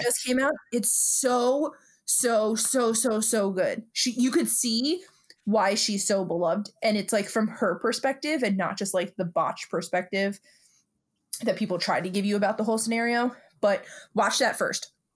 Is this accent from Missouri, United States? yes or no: no; New York City, New York, United States; we're two broads from Brooklyn